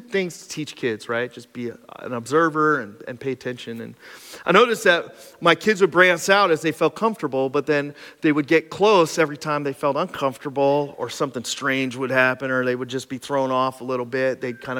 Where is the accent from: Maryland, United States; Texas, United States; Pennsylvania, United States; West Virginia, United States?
Pennsylvania, United States; Cressona; When I grew up in Cresona, your parents would hand you a BB gun and half a sandwich